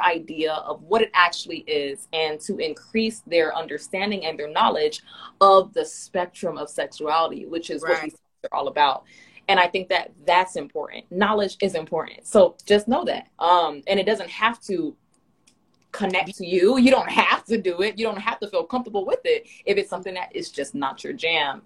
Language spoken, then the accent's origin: English; Miami, Florida, United States; I grew up in Miami, we not the most friendly